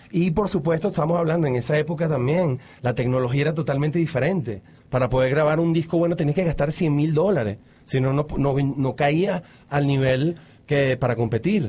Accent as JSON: {"language": "Spanish", "town": "Caracas", "region": "Capital District", "country": "Venezuela", "tie": "born or raised there", "also_born_or_lived": "Mexico / Florida", "moved": "yes", "said": "yo creciendo en los 70, en Caracas"}